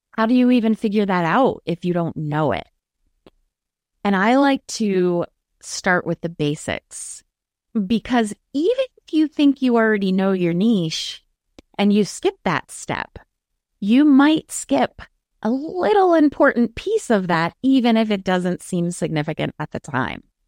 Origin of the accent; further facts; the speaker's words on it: Maryland, United States; I'm from Maryland